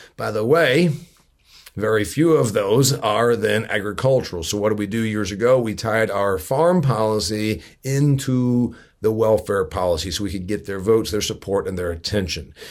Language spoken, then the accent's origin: English; northeastern Indiana, United States; my hometown, a factory town in northeastern Indiana